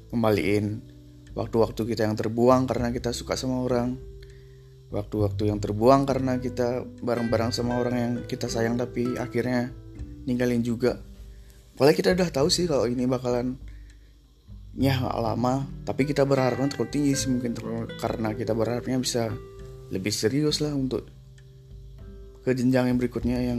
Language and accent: Indonesian; Bali, Indonesia; Orang kita dari Bali juga.